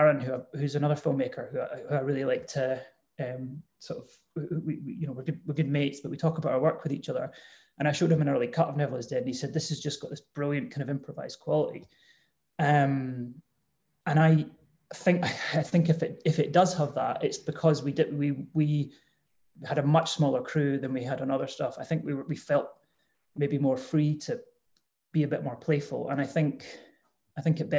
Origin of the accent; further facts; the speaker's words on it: Edinburgh, Scotland, United Kingdom; I grew up in Edinburgh